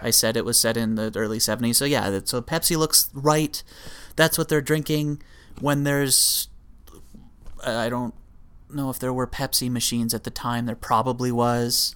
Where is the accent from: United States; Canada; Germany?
Canada; being a Canadian